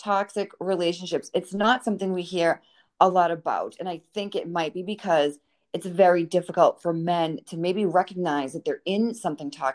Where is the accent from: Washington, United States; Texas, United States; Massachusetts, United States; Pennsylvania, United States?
Massachusetts, United States; Boston; moved away; I'm from Boston